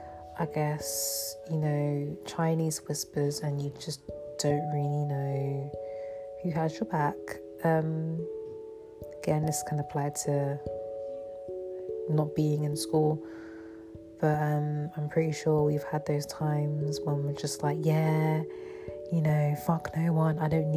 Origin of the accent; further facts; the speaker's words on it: London, United Kingdom; So for me, I grew up in London, but I moved out of London for 4 years.